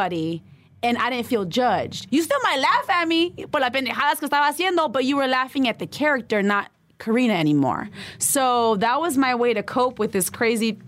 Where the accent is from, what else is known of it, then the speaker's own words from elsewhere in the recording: La Puente, California, United States; also born or lived in Boyle Heights, East Los Angeles; I was born in East L.A., Boyle Heights, and then I was raised in La Puente